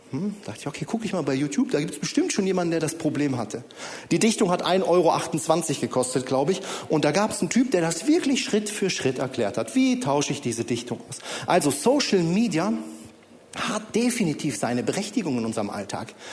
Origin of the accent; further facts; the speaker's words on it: Bonn, North Rhine-Westphalia, Germany; Meine Frau Julia kommt aus Lage, ich komme ursprünglich aus Bonn.